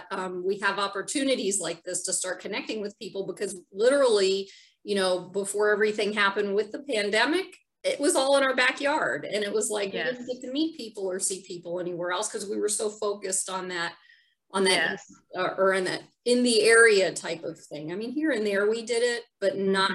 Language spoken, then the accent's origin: English; Northern Virginia, United States; moved away; I was raised in Virginia, Northern Virginia